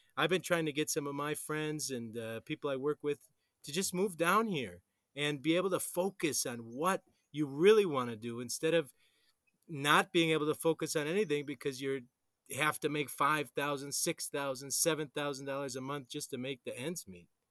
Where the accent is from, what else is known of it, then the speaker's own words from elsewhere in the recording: Wisconsin, United States; now in Colombia; I'm from Wisconsin